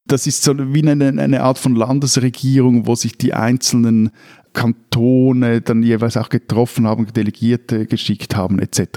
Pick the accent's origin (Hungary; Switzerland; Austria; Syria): Switzerland; Stäfa, Zurich; in meinem Heimatort Stäfa, wo ich auch aufgewachsen bin